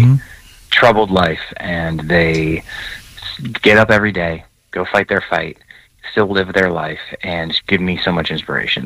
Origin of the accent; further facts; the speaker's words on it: New York, United States; I grew up in New York